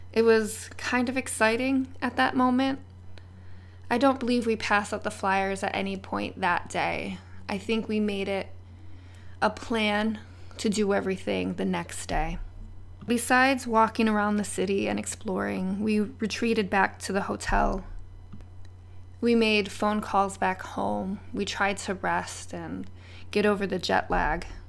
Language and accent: English; United States